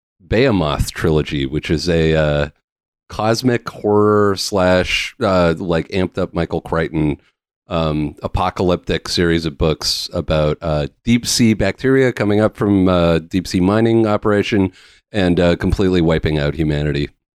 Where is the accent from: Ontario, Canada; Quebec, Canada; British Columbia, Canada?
British Columbia, Canada; Lake Cowichan; This is basically like the old dump in my hometown.